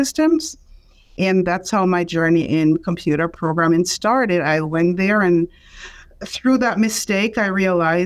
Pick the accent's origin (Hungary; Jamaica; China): Jamaica; moved away as an adult; now in United States; I am from Jamaica